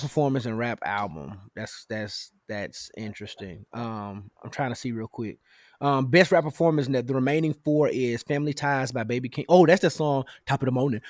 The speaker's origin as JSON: {"language": "English", "town": "Memphis", "region": "Tennessee", "country": "United States", "tie": "born or raised there", "said": "my hometown of Memphis, Tennessee"}